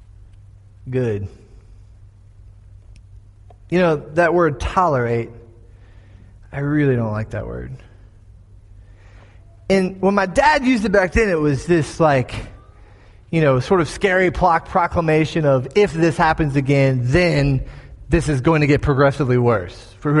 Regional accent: Florida, United States; My home state of Florida

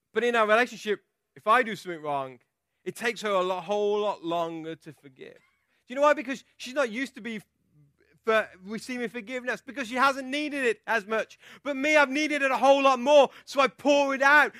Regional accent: England, United Kingdom; I'm from England

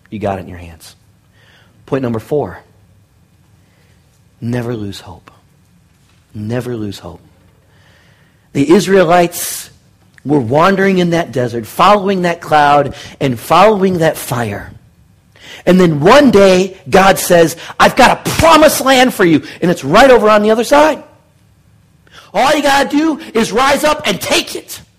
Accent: Detroit, Michigan, United States; born there; also born or lived in Cincinnati / Middle East / Seattle / Thailand; now in Bakersfield, United States; I was born in Detroit, and we moved to Cincinnati. Then I moved back to Detroit. Then we moved to the Middle East. Then I moved to Seattle. Then I moved to Thailand. Then I moved back to Seattle. Then I moved to Tacoma. And now I live in Bakersfield.

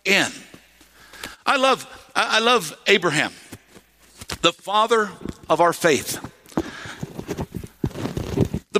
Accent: United States; accent: redneck; I know some of y'all hear my accent come out sometimes

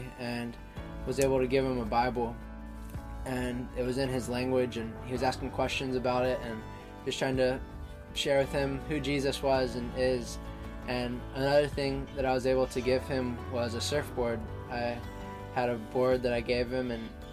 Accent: Myrtle Beach, South Carolina, United States; also born or lived in Savannah, Georgia; I'm 19 years old from Myrtle Beach, South Carolina. I grew up in Savannah, Georgia for my first 8 years

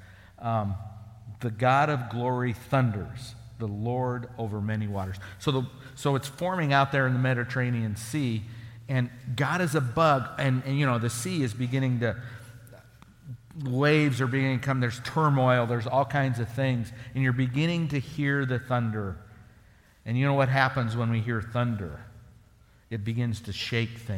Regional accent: the Sandhills, Nebraska, United States; growing up in the Sandhills, I worked for ranchers

